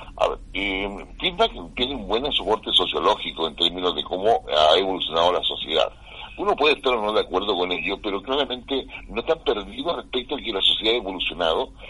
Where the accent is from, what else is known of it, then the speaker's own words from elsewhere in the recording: Chile; acá en, América Latina y particularmente en Chile, por nuestra cultura, nuestra idiosincrasia